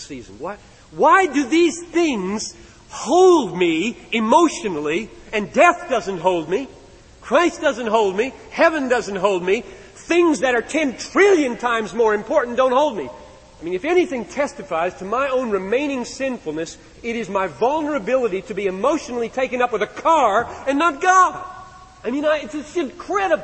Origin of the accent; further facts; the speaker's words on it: United States; I'm an American